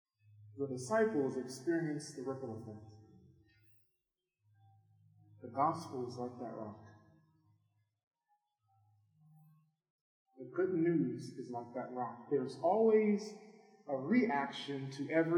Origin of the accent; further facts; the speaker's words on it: New Orleans, Louisiana, United States; moved away; I'm originally from New Orleans